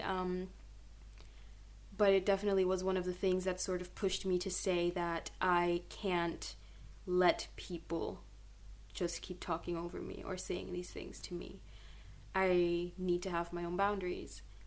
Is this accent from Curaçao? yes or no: yes; Curaçao; moved away as an adult; now in Groningen, Netherlands; I grew up in Curacao